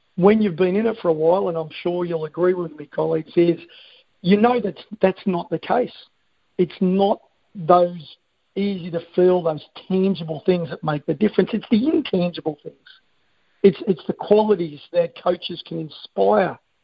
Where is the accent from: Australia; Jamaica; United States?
Australia; I am an Australian